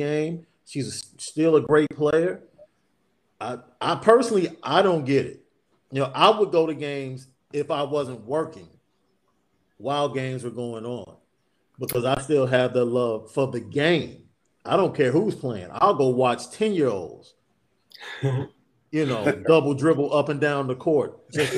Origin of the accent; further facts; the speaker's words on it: Chicago, Illinois, United States; Growing up in Chicago